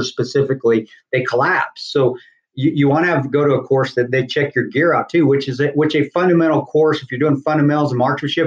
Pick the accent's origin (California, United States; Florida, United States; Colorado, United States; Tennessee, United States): Colorado, United States; Southern; growing up in Southern Colorado, my dad being from Lubbock, Texas